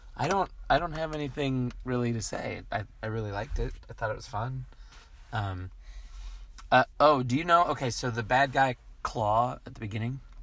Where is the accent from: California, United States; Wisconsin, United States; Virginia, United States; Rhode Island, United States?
California, United States; the Bay Area; I'm from the Bay Area